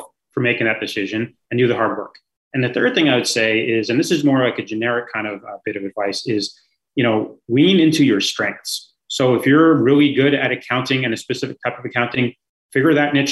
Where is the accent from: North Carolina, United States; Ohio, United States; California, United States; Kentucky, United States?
California, United States; San Francisco; moved away; I grew up in San Francisco by that beach